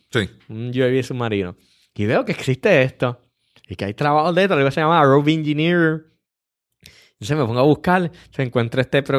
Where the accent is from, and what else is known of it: Puerto Rico